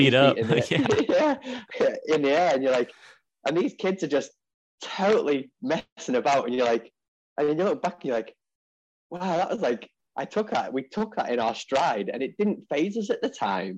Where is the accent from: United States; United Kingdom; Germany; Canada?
United Kingdom; Ellesmere Port, North West England; I'm from a little county called Cheshire and a little town called Ellesmereport